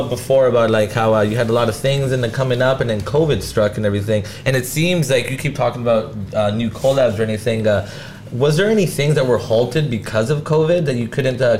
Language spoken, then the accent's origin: English; Delta, British Columbia, Canada; in my hometown in Delta